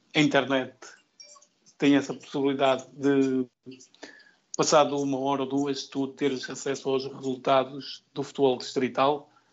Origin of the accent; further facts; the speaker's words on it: Vila Nova de Famalicão area, Norte, Portugal; daqui da terra de Fumalicão